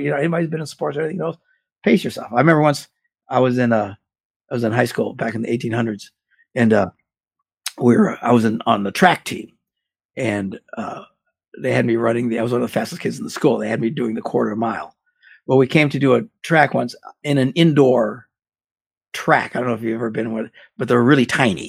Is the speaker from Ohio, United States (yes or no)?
no; Green Bay, Wisconsin, United States; I'm from Green Bay, Wisconsin, and football's a big deal here